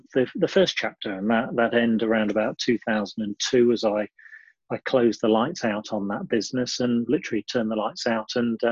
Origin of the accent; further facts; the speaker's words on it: Lincolnshire, East Midlands, United Kingdom; moved away as an adult; also born or lived in Sheffield; Born and bred in Lincolnshire, I left home after a very conservative background to do my degree in 1988